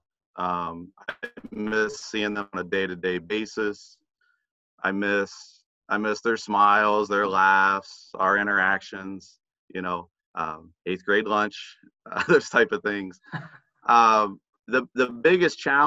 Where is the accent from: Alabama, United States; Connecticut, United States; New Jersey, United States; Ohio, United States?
Ohio, United States; Zanesville; Originally, I grew up near Zanesville.